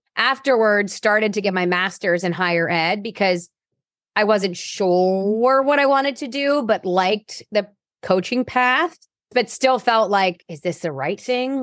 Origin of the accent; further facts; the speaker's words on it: Cherry Hill, New Jersey, United States; I'm originally from South Jersey, like the Cherry Hill area, very suburban to Philadelphia